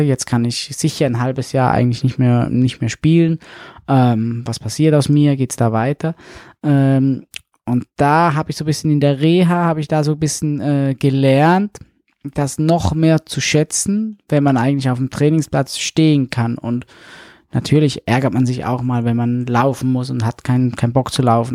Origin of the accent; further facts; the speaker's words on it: St. Gallen, Switzerland; moved away as an adult; also born or lived in Hannover; von St. Gallen, wo ich herkomme